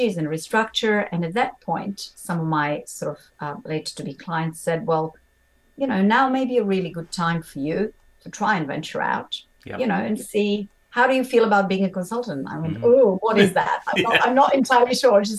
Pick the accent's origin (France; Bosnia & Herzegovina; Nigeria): Bosnia & Herzegovina; English is a second language; moved away as an adult; also born or lived in Montenegro / Germany / London; I was born in Montenegro, a very, very sort of small, lovely place, size of Tasmania, for those who may not know where it is, but grew up in central part of the country in Bosnia